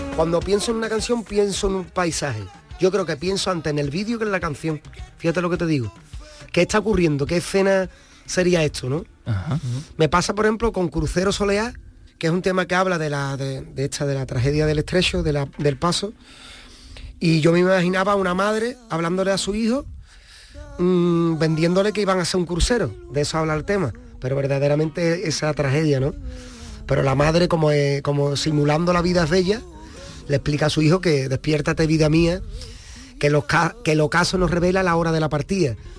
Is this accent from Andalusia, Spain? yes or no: yes; Cádiz, Andalusia, Spain; Cádiz, esa tragedia de la economía, yo la vivo desde que tengo uso de razón